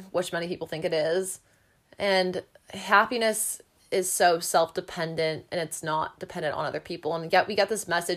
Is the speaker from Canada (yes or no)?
yes; Canada; I'm a Canadian